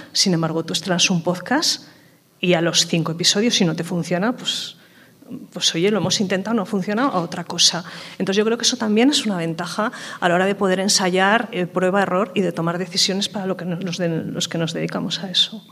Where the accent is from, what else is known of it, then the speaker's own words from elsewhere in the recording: Aragon, Spain; somos de Aragón y es una comunidad autónoma con un medio rural muy amplio